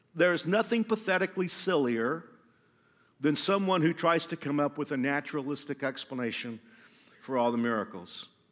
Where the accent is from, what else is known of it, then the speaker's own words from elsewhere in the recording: Fort Worth, Texas, United States; moved away as an adult; also born or lived in Houston, Texas; now in Wichita, United States; I grew up in Fort Worth, which is kind of like the buckle of the Bible Belt